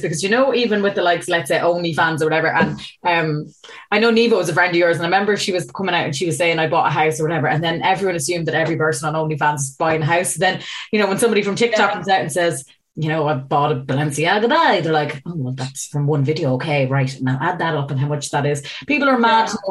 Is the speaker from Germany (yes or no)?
no; Ireland; I'm an Irish person